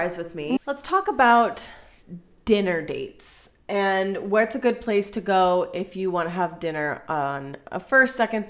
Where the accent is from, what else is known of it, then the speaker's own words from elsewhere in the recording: Ireland; now in Israel; I'm Irish. I like a stiff drink.